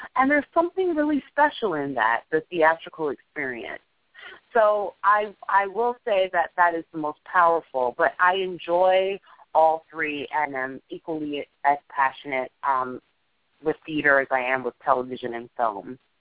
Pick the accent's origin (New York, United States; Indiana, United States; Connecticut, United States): New York, United States; New York City; born and raised in New York, a, a, a Manhattanite through and through